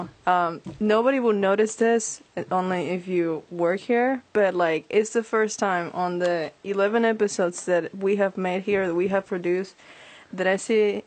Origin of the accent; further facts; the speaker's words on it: Venezuela; also born or lived in North Carolina; now in Greensboro, United States; I'm coming from Venezuela. Come on, we don't have that over there.